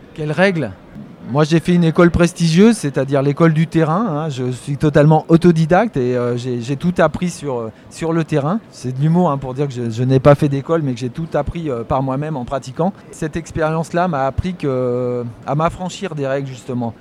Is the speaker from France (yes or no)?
yes; Poitou, Nouvelle-Aquitaine, France; moved away as an adult; also born or lived in Île-de-France; je viens de la campagne. Je suis né dans le Poitou. J'ai eu la chance de grandir euh, un peu entouré de nature